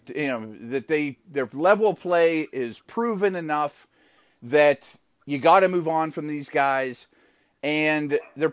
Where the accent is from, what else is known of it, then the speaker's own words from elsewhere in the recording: Pittsburgh, Pennsylvania, United States; my hometown of Pittsburgh